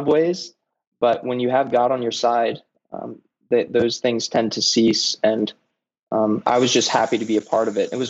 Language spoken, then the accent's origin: English; Middletown, Virginia, United States; moved away as an adult; also born or lived in Maryland; now in New York City, United States; I was born in Maryland, grew up in a small town called Middletown, Virginia for 18 years.